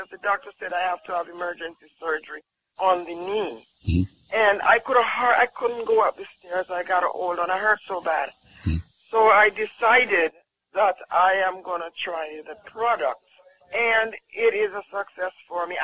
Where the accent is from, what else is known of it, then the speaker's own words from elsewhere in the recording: Jamaica; I'm from Jamaica